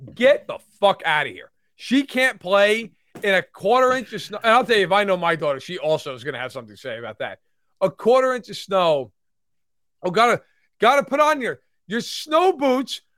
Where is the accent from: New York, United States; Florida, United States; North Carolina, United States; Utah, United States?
New York, United States; Catskill Mountains; I grew up in the Catskill Mountains